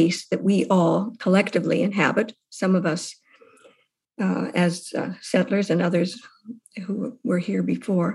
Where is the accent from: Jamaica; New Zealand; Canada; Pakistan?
Canada; Winnipeg, Manitoba; The cultural background growing up in Winnipeg in an area called what was a notable area, the socialist area, north end of Winnipeg